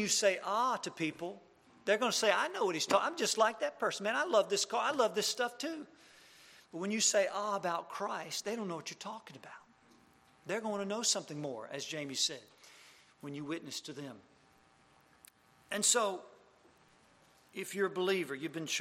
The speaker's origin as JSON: {"language": "English", "region": "Mississippi", "country": "United States", "said": "I'm from Mississippi."}